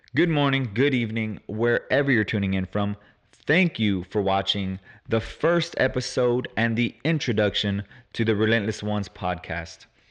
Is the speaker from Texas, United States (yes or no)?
yes; Houston, Texas, United States; I'm from Houston, Texas, born and raised.